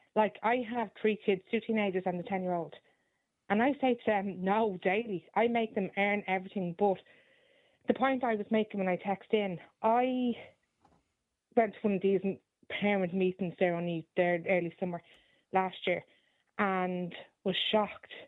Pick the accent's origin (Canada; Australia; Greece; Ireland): Ireland; Dublin, Leinster; I grew up in Dublin and I, I don't live in Dublin anymore